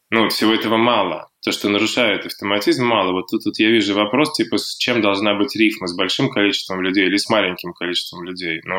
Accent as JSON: {"language": "Russian", "town": "Sosnovy Bor", "region": "Leningrad Oblast", "country": "Russia", "tie": "born or raised there", "said": "я родился в Сосновом"}